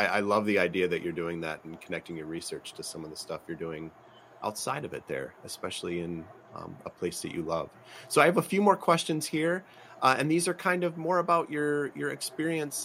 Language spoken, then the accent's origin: English; Detroit, Michigan, United States; I'm from Detroit